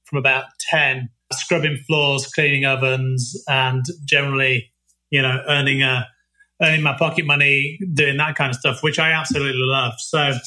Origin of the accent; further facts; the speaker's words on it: Nottingham, East Midlands, United Kingdom; moved away as an adult; also born or lived in Leicester; now in Ottawa, Canada; born and raised in Nottingham